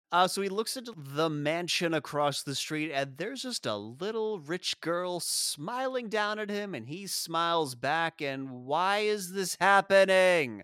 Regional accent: South Africa; moved away; we grew up in South Africa, we didn't celebrate Fourth of July

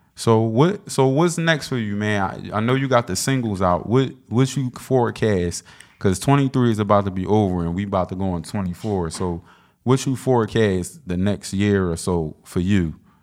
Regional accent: Philadelphia, Pennsylvania, United States; I'm from South Philly

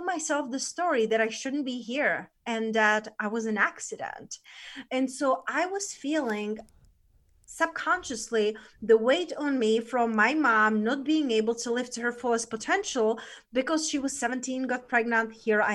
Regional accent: Czechia; moved away; So I was born in Czech Republic. That's where I'm originally

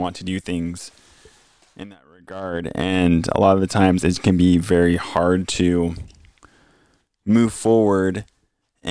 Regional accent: Gig Harbor, Washington, United States; I grew up in Gig Harbor

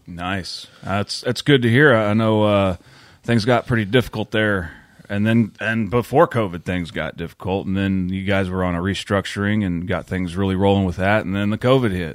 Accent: McLoud, Oklahoma, United States; my hometown

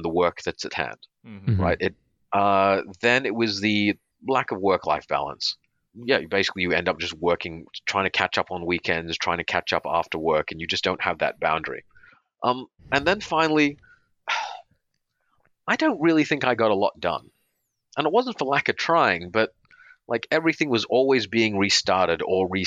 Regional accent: Perth, Western Australia, Australia; moved away as an adult; also born or lived in India / Redmond, Washington, United States / Los Angeles, United States; I'm born in India, grew up in Australia.

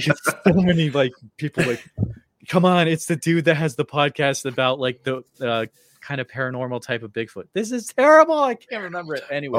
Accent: Western Massachusetts, United States; moved away as an adult; now in Iowa, United States; I'm from Western Mass originally, then I moved out to Iowa

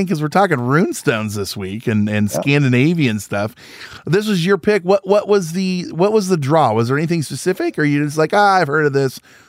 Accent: Illinois, United States; I grew up in Central Illinois. It's all farming. You know what I mean?

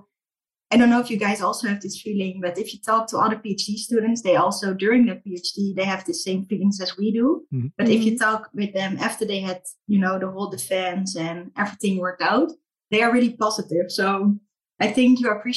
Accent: Rotterdam, South Holland, Netherlands; I'm Dutch, born and raised in Rotterdam

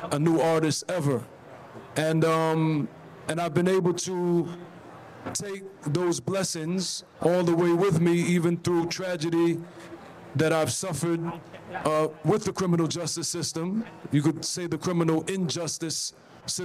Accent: Belize City, Belize District, Belize; moved away; also born or lived in Brooklyn, New York, United States; I grew up on the south side of Belize City

